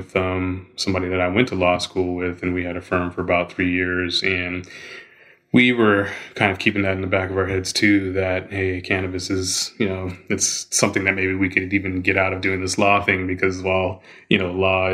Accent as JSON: {"language": "English", "region": "Colorado", "country": "United States", "tie": "born or raised there", "also_born_or_lived": "Arizona", "moved": "as an adult", "said": "growing up in Colorado"}